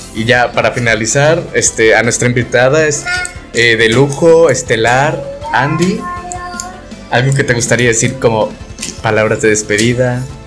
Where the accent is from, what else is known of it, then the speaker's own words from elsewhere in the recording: Veracruz, Mexico; Soy veracruzano, soy jarocha